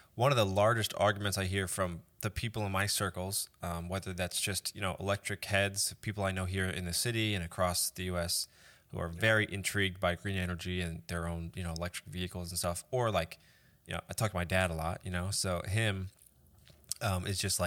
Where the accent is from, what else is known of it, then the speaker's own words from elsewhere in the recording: Florida, United States; moved away; I'm from Florida